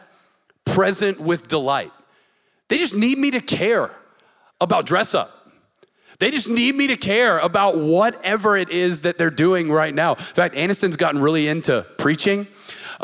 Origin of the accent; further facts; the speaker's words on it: the South, United States; we grew up in the South and we grew up in these churches